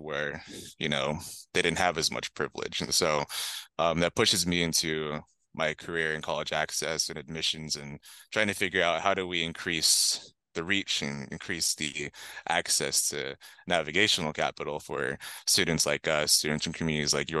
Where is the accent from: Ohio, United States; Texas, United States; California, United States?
California, United States; San Diego; I'm from Southeast San Diego, south of the eight, which is a common phrase used by a lot of folks from San Diego and from quite literally south of the eight. Grew up in a neighborhood of color